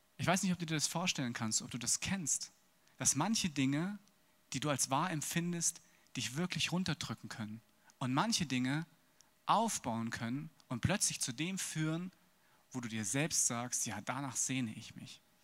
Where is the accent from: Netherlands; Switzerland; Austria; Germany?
Germany; Wiesbaden, Hesse; geboren in Wiesbaden.